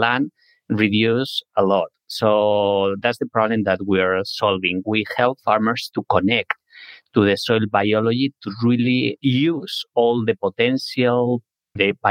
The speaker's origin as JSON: {"language": "English", "country": "Spain", "moved": "as an adult", "lives_now": "San Francisco, United States", "said": "I'm originally from Spain"}